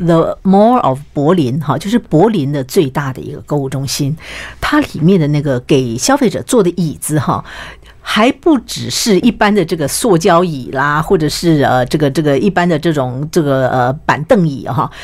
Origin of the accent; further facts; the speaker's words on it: Taiwan; 我们台湾人